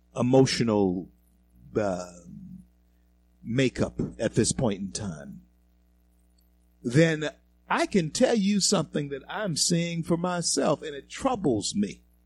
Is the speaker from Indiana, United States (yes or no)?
no; Louisiana, United States; now in Denver, United States; Louisiana, my home state, our, our state